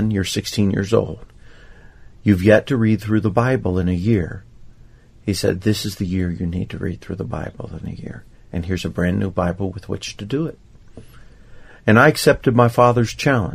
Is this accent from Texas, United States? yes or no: no; Kentucky, United States; now in Jackson, United States; I had the privilege of growing up in Kentucky